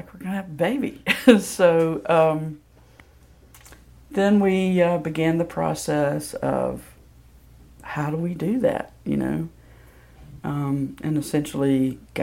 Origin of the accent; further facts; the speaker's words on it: Senatobia, Mississippi, United States; now in Memphis, United States; I grew up in Senatobia, Mississippi, which is a very small town